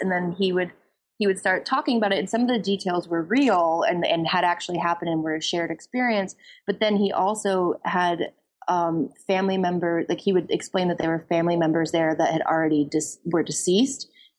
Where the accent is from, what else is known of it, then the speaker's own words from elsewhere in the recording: Florida, United States; growing up in Florida is this very strange experience that is like nowhere else.